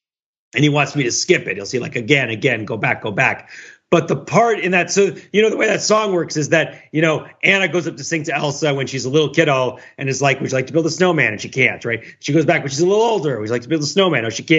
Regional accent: China; I come from China.

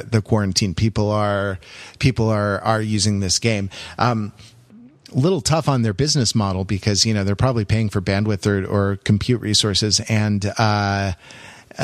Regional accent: United States; I'm an American Anglophile

